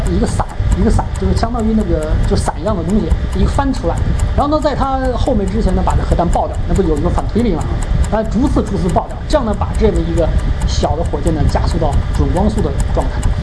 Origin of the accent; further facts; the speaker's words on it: China; 因为我是中国人，虽然我没经历过那个十年动乱，但是我感受得到这种历史纠结